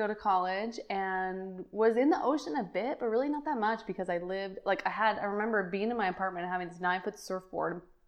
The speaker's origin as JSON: {"language": "English", "region": "Northern California", "country": "United States", "tie": "born or raised there", "moved": "yes", "said": "I actually grew up in Northern California."}